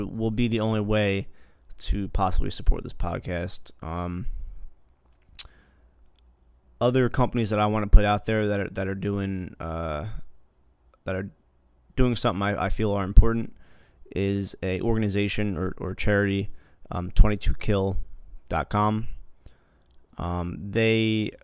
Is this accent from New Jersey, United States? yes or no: yes; New Jersey, United States; I grew up in Jersey, and that's where I worked.